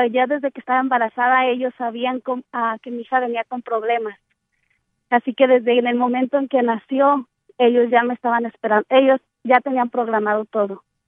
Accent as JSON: {"language": "Spanish", "town": "Cotija", "region": "Michoacán", "country": "Mexico", "tie": "born or raised there", "moved": "yes", "said": "yo nací en Michoacán"}